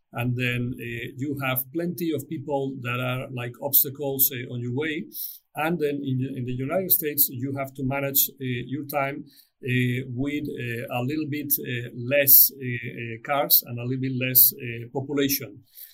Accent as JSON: {"language": "English", "country": "Spain", "said": "my home country in Spain"}